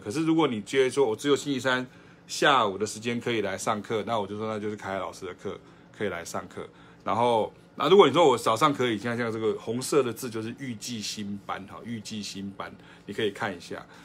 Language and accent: Chinese; southern Taiwan, Taiwan; 我自己是南部人，我家里是下岗囡仔，我是家己人